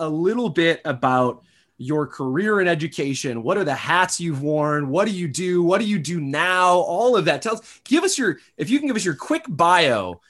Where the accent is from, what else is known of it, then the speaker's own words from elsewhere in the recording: Saginaw, Michigan, United States; now in Arizona, United States; I grew up in right outside of Saginaw, Michigan.